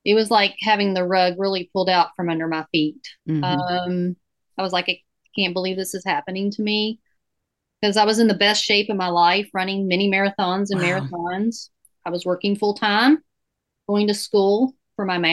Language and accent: English; Louisville, Kentucky, United States; I'm born and raised in Louisville, Kentucky